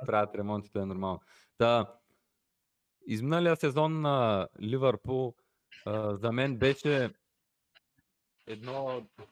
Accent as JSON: {"language": "Bulgarian", "country": "Bulgaria", "said": "ние при всичко сме българи"}